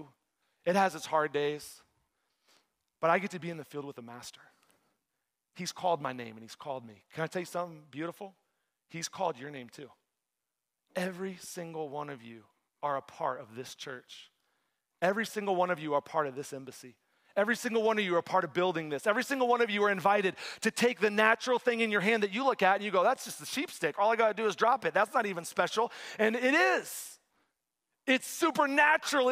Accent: Texas, United States; moved away as an adult; now in East Lansing, United States; I grew up in Texas. I like the warm weather. I'm in Michigan now

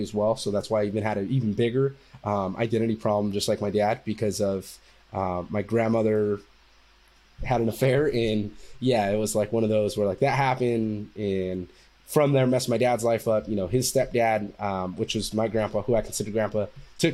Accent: Fresno, California, United States; moved away as an adult; also born or lived in San Diego; I'm from Fresno, California

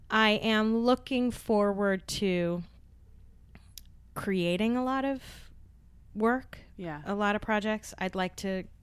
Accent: New York City, New York, United States; moved away; I grew up in Park Slope, and I was born in Park Slope back before it really became gentrified.

